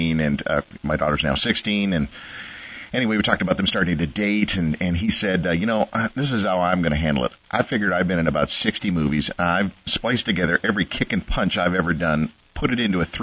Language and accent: English; Canada; also born or lived in Australia; I'm a Canadian.